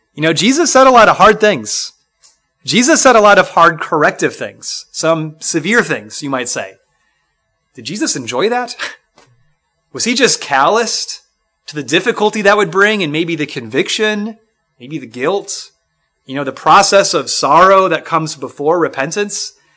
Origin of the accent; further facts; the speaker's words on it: Minnesota, United States; The church I grew up in in Minnesota